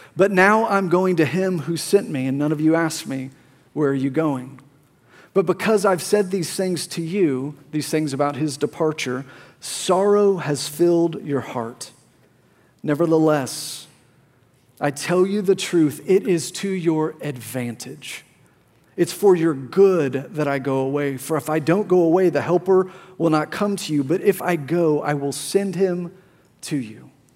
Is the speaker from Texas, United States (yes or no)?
yes; Plano, Texas, United States; My whole life, I grew up here in Plano, Texas